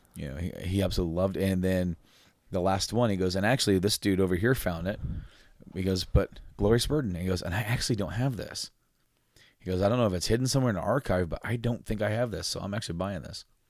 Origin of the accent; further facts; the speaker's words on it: Frankfort, Indiana, United States; we're from, like, like, around Indy area, Frankfort, Indiana